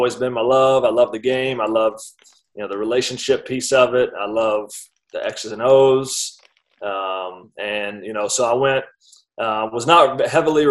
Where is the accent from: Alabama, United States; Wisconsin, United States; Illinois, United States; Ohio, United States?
Alabama, United States; Decatur; moved away as an adult; now in Nashville, United States; born and raised in Decatur, Alabama